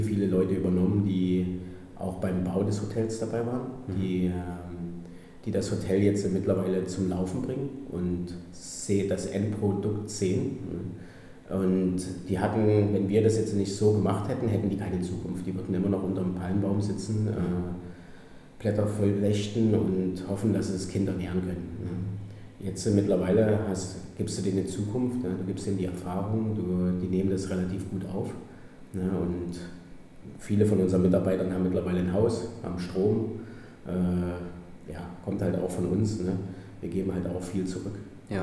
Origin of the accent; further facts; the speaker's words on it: Gera, Thuringia, Germany; moved away as an adult; also born or lived in Heidelberg / Switzerland; now in Zanzibar, Tanzania; ich komme ursprünglich aus Gera. Äh, ja, bin, habe da meine Schule gemacht, aufgewachsen